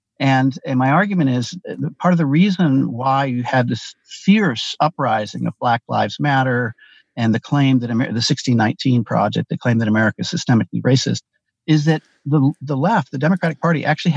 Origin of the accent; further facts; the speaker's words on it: Ann Arbor, Michigan, United States; I grew up in Ann Arbor, Michigan, a member of the old left.